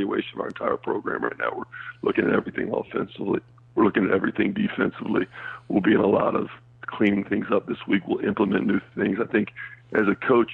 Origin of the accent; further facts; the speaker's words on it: Kentucky, United States; I'm from Kentucky